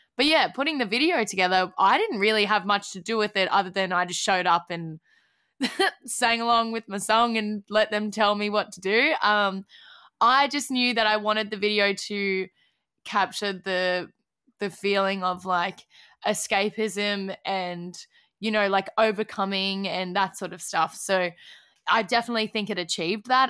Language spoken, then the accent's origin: English; Australia; being Aussie